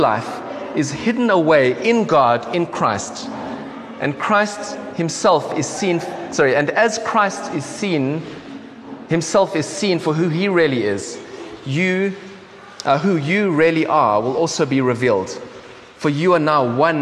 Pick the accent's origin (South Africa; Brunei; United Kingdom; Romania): South Africa; accent: South African; I've grown up as a South African